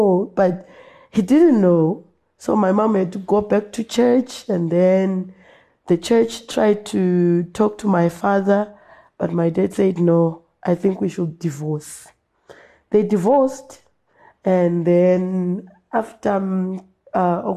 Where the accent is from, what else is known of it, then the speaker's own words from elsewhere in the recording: Binga, Matabeleland North, Zimbabwe; I grew up in Binga, in Samende